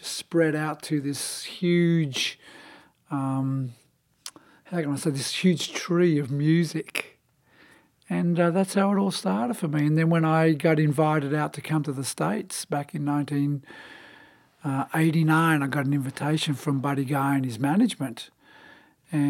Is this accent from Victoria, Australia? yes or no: yes; Melbourne, Victoria, Australia; moved away; I was born and raised in Melbourne, Australia, in the state of Victoria